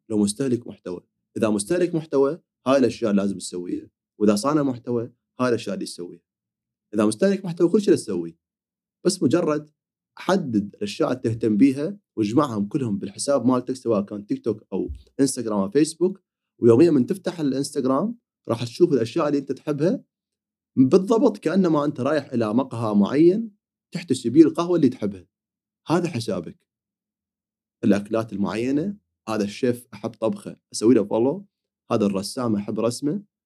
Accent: Iraq; عندنا بالعراق

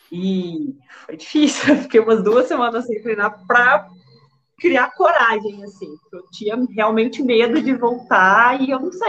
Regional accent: Belo Horizonte, Minas Gerais, Brazil; eu sou aqui de BH, sou bancária, tenho 33 anos.

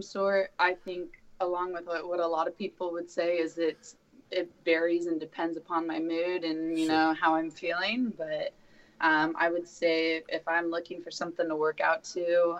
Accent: Tucson, Arizona, United States; also born or lived in Honolulu, Hawaii; now in Portland, United States; I'm originally from Tucson, so my parents moved back to Arizona

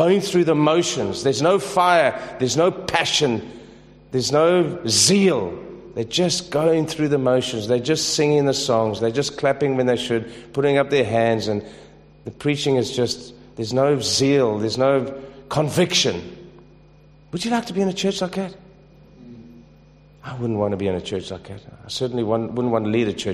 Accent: South Africa; I'm from South Africa

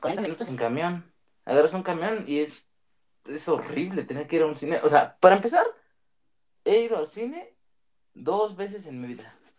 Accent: Maravatío, Michoacán, Mexico; soy de Marabatío, un pequeño pueblito que está en Michoacán.

